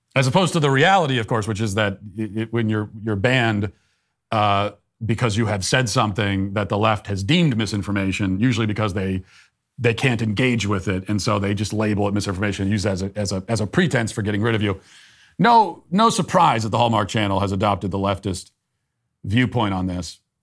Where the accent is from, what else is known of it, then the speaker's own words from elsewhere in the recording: United States; Because I'm an American. And I want to be proud of my country